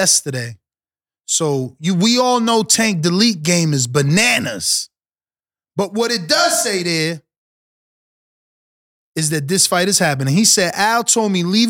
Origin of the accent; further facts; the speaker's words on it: New Jersey, United States; also born or lived in Caribbean; I'm from Jersey